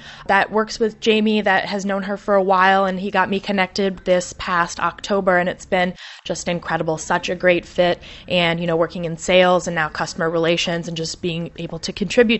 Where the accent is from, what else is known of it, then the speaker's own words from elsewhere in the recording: Michigan, United States; now in Chicago, United States; Chicago is home. I'm originally from Michigan.